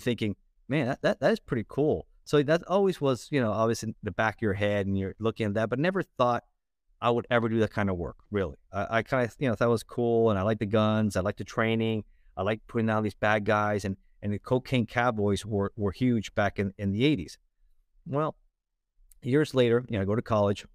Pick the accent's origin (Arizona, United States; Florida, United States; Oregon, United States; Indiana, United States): Florida, United States; Miami; also born or lived in Los Angeles, California; I was born in Los Angeles, in, in California, uh, but raised in South Florida, in, uh, Miami